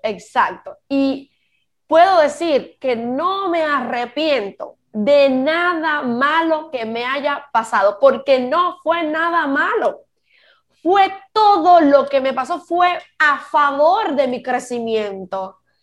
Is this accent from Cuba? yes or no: yes; Cuba; moved away as an adult; yo como cubana me fui de mi país